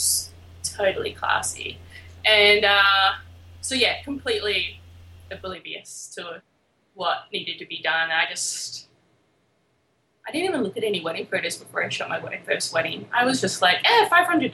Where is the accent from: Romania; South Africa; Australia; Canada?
Australia; Albany, Western Australia; now in Brooklyn, United States; I am from a small little town called Albany in Western Australia.